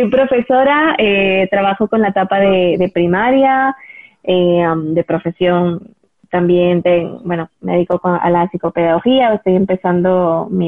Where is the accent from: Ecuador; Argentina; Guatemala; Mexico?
Ecuador; also born or lived in United States; now in Madrid, Spain; como bien dijiste, soy de Ecuador eh, y soy española de, corazón